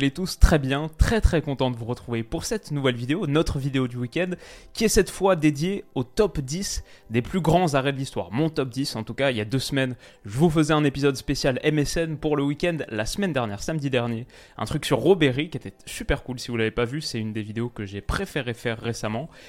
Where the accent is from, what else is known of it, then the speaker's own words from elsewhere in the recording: Lyon, Auvergne-Rhône-Alpes, France; Moi, en tant que lyonnais, j'aimerais le mettre dans le top 10